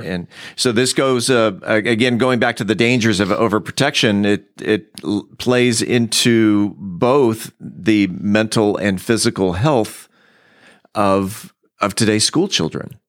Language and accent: English; San Diego, California, United States; now in Mansfield, United States; I grew up in San Diego